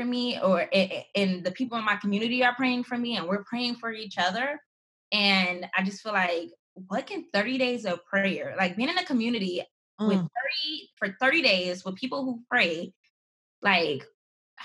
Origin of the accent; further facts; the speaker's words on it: Gary, Indiana, United States; I grew up in Gary, Indiana, this small city